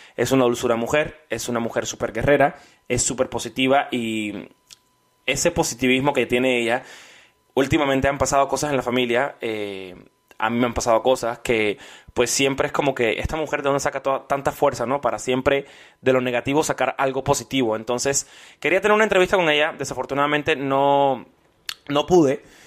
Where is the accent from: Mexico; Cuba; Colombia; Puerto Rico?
Cuba; moved away; Así somos los cubanos